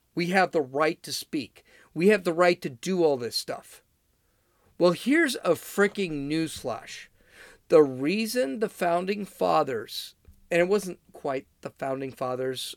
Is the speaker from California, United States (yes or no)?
yes; California, United States; I'm from California